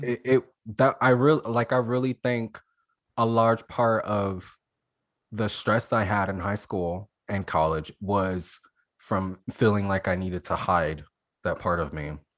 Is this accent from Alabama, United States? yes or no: yes; Alabama, United States; I'm from Alabama so like I always thought it was terrible growing up in Alabama